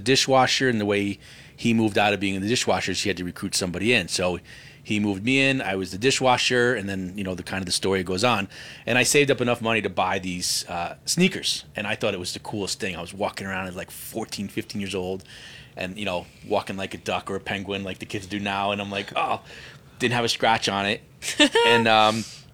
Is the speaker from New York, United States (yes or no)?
yes; about an hour north of New York City, United States; accent: New York; moved away as an adult; now in Calgary, Canada; I grew up about an hour north of New York City